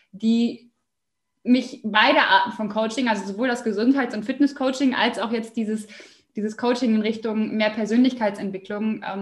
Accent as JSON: {"language": "German", "town": "Osnabrück", "region": "Lower Saxony", "country": "Germany", "said": "Jawohl, also … ich komme aus Osnabrück bin jetzt 28 Jahre alt"}